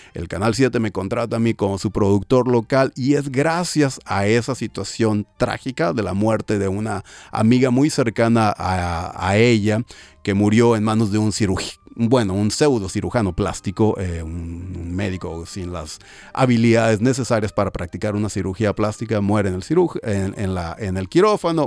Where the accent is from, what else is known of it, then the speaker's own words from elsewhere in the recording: Tijuana, Baja California, Mexico; moved away as an adult; also born or lived in Guanajuato / Mexicali; now in Brisbane, Australia; tijuanense por adopción, aunque yo nací en Guanajuato, pero solamente viví tres años en Guanajuato y de ahí nos fuimos al norte